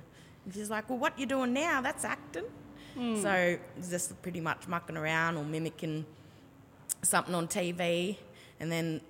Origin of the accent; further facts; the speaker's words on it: Sydney, New South Wales, Australia; growing up in Redfern